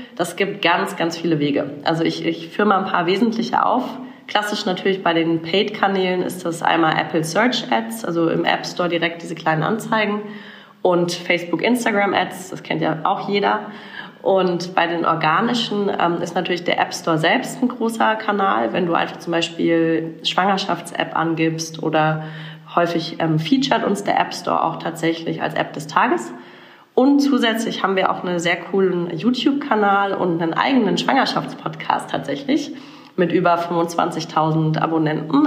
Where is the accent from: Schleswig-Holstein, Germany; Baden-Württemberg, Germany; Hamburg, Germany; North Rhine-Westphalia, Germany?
Baden-Württemberg, Germany; Karlsruhe; moved away as an adult; also born or lived in Mannheim / Berlin; ich bin tatsächlich in Karlsruhe aufgewachsen, in schönen Süddeutschland